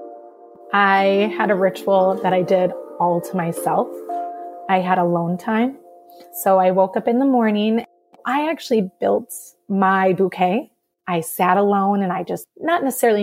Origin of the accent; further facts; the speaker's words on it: Madison, Wisconsin, United States; I'm from Madison, Wisconsin